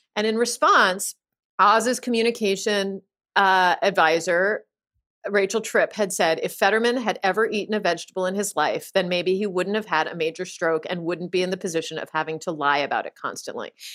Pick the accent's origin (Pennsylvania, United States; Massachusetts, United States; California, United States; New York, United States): Pennsylvania, United States; I'm from Pennsylvania